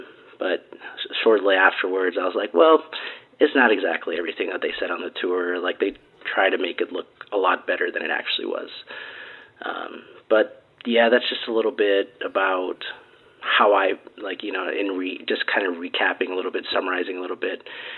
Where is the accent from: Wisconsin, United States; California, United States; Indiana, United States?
Wisconsin, United States; Milwaukee; also born or lived in Minnesota; I actually moved back here right after college as well. So coming from Milwaukee, Wisconsin, I was born here, grew up in Milwaukee, Wisconsin, and then I decided I wanted to do out of state.